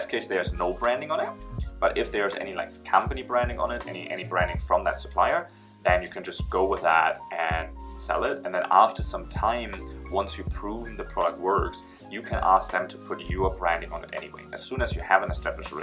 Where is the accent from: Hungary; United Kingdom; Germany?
Germany; moved away as an adult; now in China; I'm originally from Germany, but now I'm in China for about 7 years